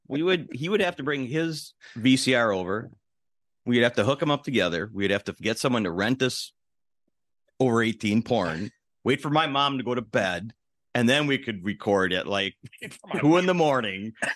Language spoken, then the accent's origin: English; Milwaukee, Wisconsin, United States; I grew up in Milwaukee